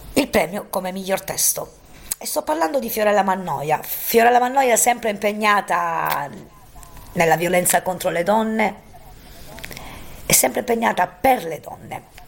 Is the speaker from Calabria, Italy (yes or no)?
yes; Roccella Ionica, Calabria, Italy; a Roccella Ionica, il mio paese